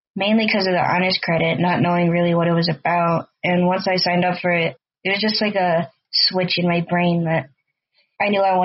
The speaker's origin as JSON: {"language": "English", "town": "Hawthorn Woods", "region": "Illinois", "country": "United States", "also_born_or_lived": "Bloomington, Indiana / Chicago", "said": "So, originally, I'm from Hawthorne Woods, near Lake Zurich and Mundelein area, so northwest of Chicago, about 40 miles."}